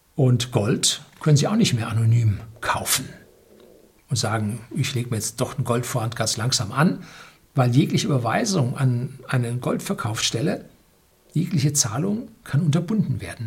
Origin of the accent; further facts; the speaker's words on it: Germany; wir in Deutschland